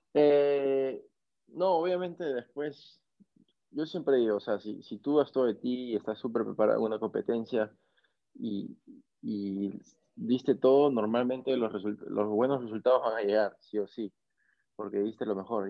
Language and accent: Spanish; Máncora, Piura, Peru; also born or lived in Lima, Peru; no nací acá en Máncora, yo nací en Lima, en la capital de, Perú, pero mis papás ya vivían acá en Máncora, entonces a los pocos meses ellos eh, me trajeron para acá, me crié acá